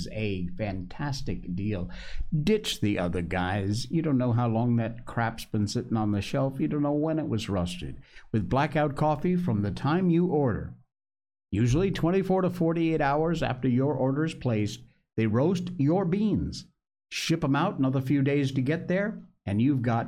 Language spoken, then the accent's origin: English; Cornwall, Connecticut, United States; we grew up together in Cornwall, Connecticut